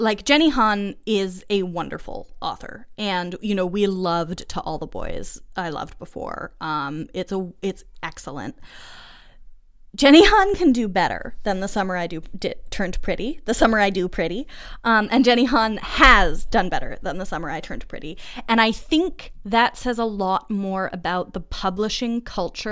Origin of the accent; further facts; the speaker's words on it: Massachusetts, United States; moved away as an adult; also born or lived in Montreal, Canada; I am from Massachusetts